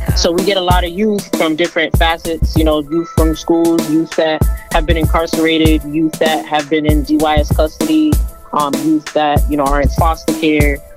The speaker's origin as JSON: {"language": "English", "town": "Boston", "region": "Massachusetts", "country": "United States", "tie": "born or raised there", "also_born_or_lived": "Roslindale, Boston", "said": "I was born and raised in, in Massachusetts, Boston to be exact. Um, grew up in Mattapan"}